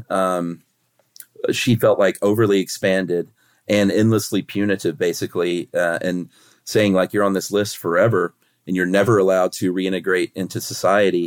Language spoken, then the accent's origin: English; United States; as an American